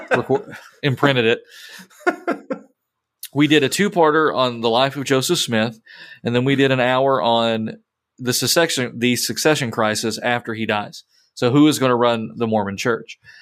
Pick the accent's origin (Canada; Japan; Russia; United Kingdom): United Kingdom; England; moved away; I'm an English man in the Missouri Synod